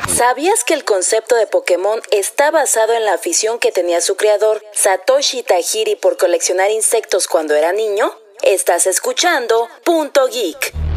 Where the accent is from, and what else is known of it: Mexico